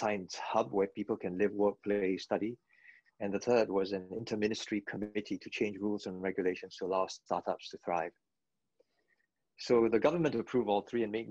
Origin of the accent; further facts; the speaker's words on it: Singapore; moved away as an adult; also born or lived in London / New York; I chose Singapore. I'm a Singaporean